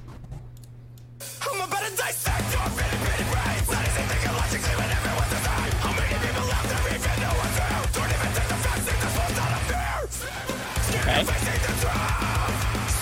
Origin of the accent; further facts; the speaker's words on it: New York, United States; also born or lived in Kissimmee, Florida; we moved back to New York. So I grew up in New York.